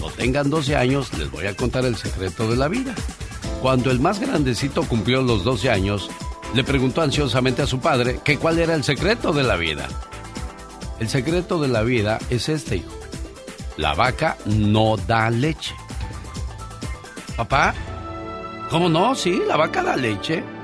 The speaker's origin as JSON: {"language": "Spanish", "region": "Tamaulipas", "country": "Mexico", "moved": "yes", "said": "Un día salí de Tamaulipas, pero Tamaulipas nunca salió de mí."}